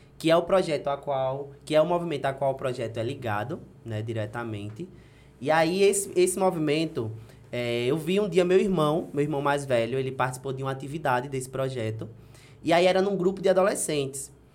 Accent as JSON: {"language": "Portuguese", "town": "Delmiro Gouveia", "region": "Alagoas", "country": "Brazil", "tie": "born or raised there", "also_born_or_lived": "Paulo Afonso, Bahia", "said": "eu sou filho de Delmiro Gouveia. Né? Eu nasci em Paulo Afonso, que é aqui pertinho, mas me criei a vida toda"}